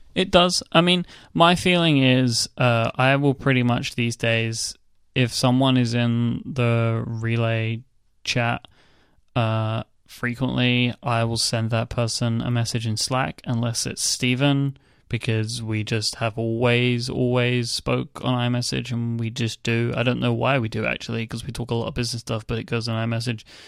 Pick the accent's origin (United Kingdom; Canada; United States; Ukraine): United Kingdom; I'm British